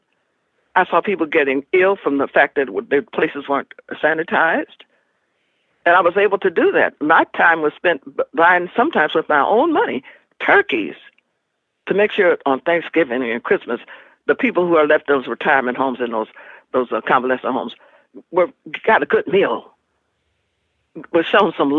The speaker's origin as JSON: {"language": "English", "region": "Alabama", "country": "United States", "moved": "yes", "said": "I'm from Alabama"}